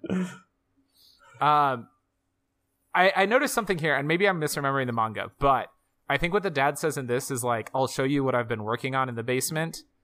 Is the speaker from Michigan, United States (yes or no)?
no; Georgia, United States; from I'm good old from Georgia.